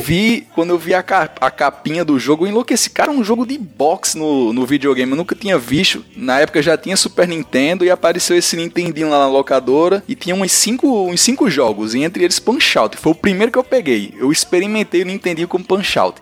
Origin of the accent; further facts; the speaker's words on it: São José do Seridó, Rio Grande do Norte, Brazil; moved away; minha querida São José de Seridó, terra sofrida pelo sol, pela falta de chuva